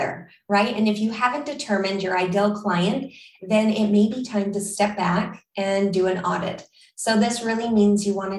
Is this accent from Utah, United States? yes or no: yes; Utah, United States; now in Florida, United States; I grew up in Utah, so my parents took us fishing all the time